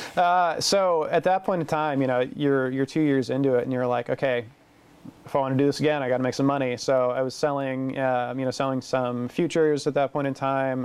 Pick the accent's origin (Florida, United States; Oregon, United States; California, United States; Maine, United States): Oregon, United States; Portland; I'm from Portland originally, mm-hmm. so it's close to home. I know the area. I grew up in it